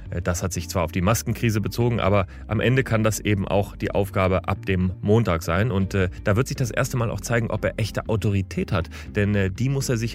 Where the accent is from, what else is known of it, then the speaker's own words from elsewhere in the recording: Hamburg, Germany; St. Pauli. St. Pauli ist meine Heimat, mein Verein, mein Viertel.